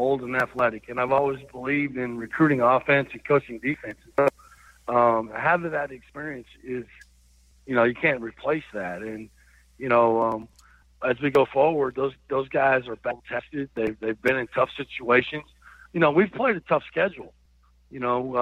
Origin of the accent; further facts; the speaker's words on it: Iowa, United States; moved away as an adult; also born or lived in Arkansas; I grew up in Iowa and as a young person and moved to Arkansas when I was a senior in college